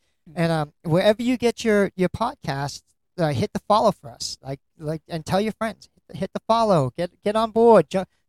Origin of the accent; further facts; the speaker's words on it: United States; we're from America, we watch American movies.